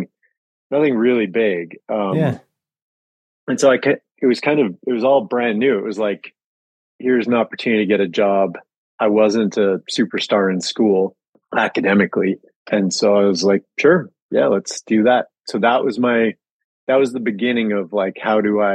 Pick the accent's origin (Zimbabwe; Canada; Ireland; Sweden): Canada; Calgary, Alberta; I grew up in Calgary, and I was like a really small kid until high school.